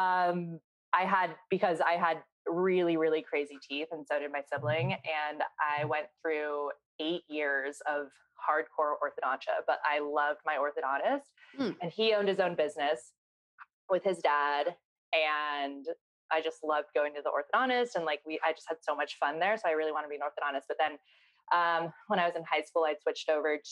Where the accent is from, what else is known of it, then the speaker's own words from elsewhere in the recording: Seattle, Washington, United States; moved away as an adult; also born or lived in East Los Angeles, California; now in Los Angeles, United States; I'm from Seattle, Washington, and I am the founder of Freck Beauty